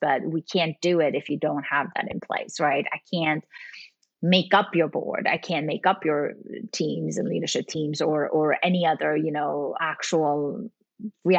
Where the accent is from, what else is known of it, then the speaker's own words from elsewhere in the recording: Sweden; I'm actually from Sweden.